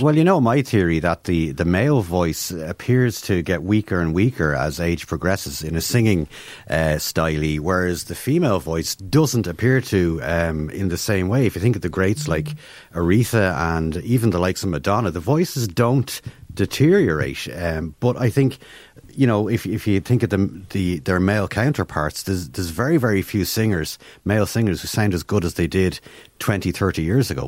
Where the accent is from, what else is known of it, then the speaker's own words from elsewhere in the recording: Ireland; as Irish people